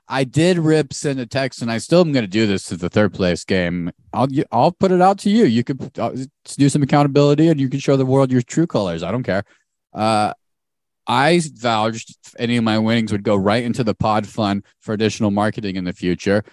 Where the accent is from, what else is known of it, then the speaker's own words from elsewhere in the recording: Arizona, United States; we grew up in Arizona